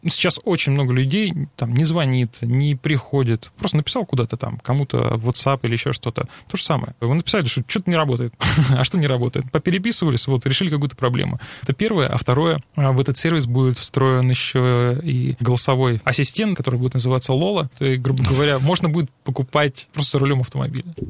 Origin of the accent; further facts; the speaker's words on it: Rostov-on-Don, Rostov Oblast, Russia; also born or lived in Moscow / Krasnodar; Я ростовчанин